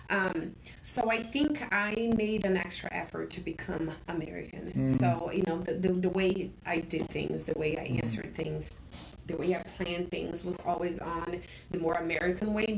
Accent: Brazil; first language Portuguese; English is a second language; moved away as an adult; now in United States; I was obviously born in Brazil

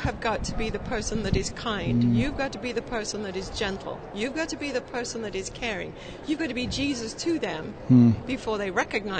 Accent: England, United Kingdom; now in United States; born and raised in England.

